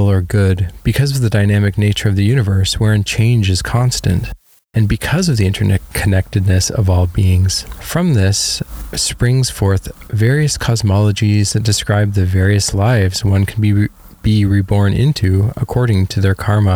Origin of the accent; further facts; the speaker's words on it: Canada; growing up in Canada